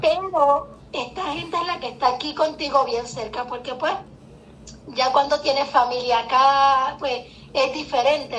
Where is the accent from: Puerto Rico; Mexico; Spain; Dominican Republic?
Puerto Rico; moved away as an adult; Yo soy puertorriqueña